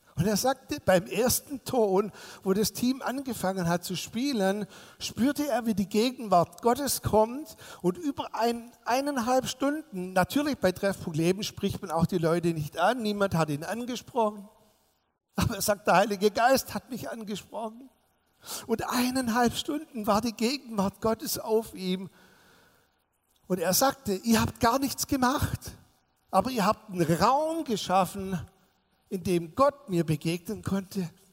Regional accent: Swabia, Baden-Württemberg, Germany; ich bin als Schwabe

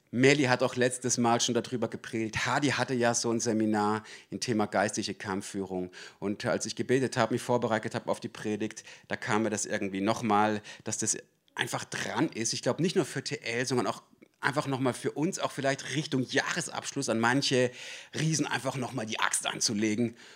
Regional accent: Baden-Württemberg, Germany; now in Swabia, Germany; aber ursprünglich komme ich aus dem Schwarzwald und zwar aus dem schönen Südschwarzwald.

